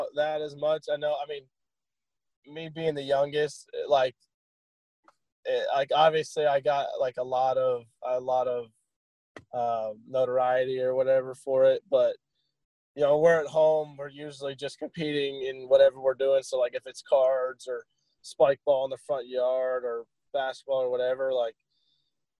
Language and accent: English; Ohio, United States; moved away; where I was born in Ohio